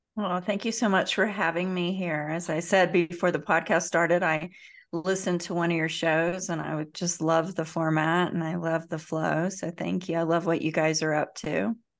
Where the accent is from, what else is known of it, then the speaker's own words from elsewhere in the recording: Central Florida, United States; accent: Southern twang; I am from the South, the deep South. I was born in Central Florida. You probably pick up a little bit of twang in my